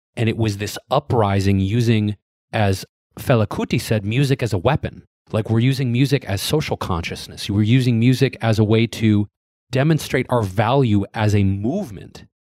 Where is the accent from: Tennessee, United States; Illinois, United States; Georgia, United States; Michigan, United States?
Michigan, United States; Detroit; growing up in Detroit